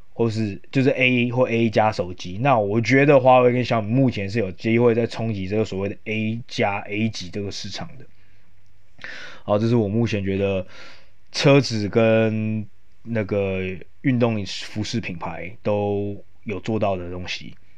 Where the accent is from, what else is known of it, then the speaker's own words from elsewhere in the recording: Yilan County, Taiwan; 因为我本身是宜兰人